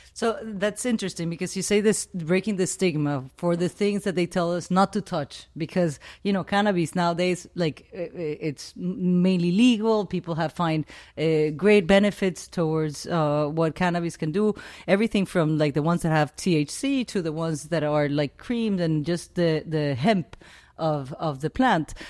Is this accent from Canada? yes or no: no; Venezuela; moved away; I grew up in the Amazon, in the Venezuelan Amazon